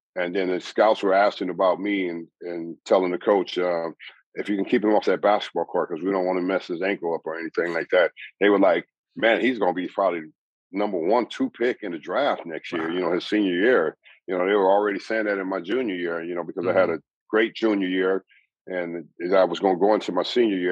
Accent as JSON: {"language": "English", "region": "Southern California", "country": "United States", "tie": "born or raised there", "said": "I grew up in Southern California"}